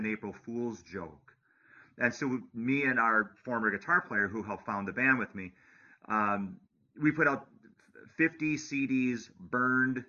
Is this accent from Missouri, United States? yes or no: no; Wisconsin, United States; I'm from Wisconsin